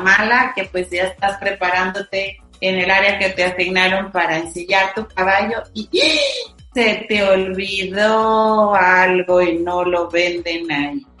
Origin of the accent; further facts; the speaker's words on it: Mexico; orgullosos de ser mexicanos